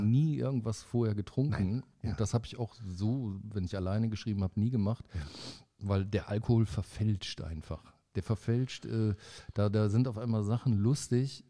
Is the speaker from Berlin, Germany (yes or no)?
no; Paderborn, North Rhine-Westphalia, Germany; moved away as an adult; now in Bonn, Germany; in Paderborn, da wo, ja. ich, wo ich ja wegkomme